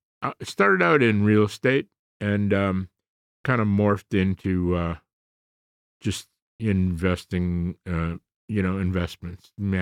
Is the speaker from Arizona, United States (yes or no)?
no; Chicago, Illinois, United States; Southside, my friend.